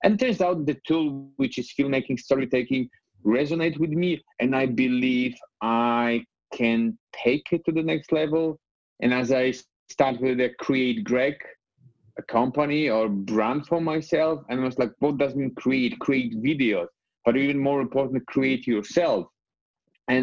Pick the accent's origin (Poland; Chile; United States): Poland; English is a second language; moved away as an adult; also born or lived in Scotland; the place where I was growing up in Poland